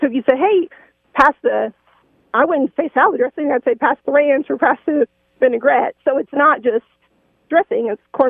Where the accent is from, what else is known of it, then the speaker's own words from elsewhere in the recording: Texas, United States; So I'm from Texas, and so I grew up only eating dressing